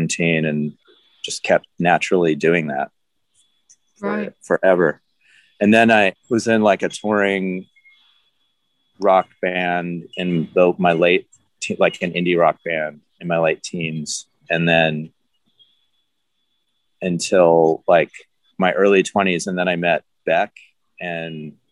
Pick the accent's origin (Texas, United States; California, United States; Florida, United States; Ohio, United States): California, United States; Los Angeles; I grew up in Los Angeles